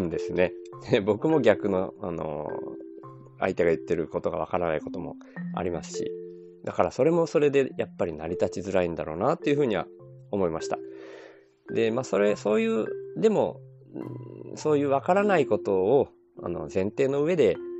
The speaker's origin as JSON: {"language": "Japanese", "town": "Kobayashi", "region": "Miyazaki", "country": "Japan", "tie": "born or raised there", "also_born_or_lived": "Ibaraki", "accent": "Miyazaki dialect (Nojiri dialect)", "moved": "as an adult", "said": "僕はあの現在は小林市に吸収された、えー、野尻町っていう町に、の生まれ育ちなんですよだから野尻弁っていうことになるんですね"}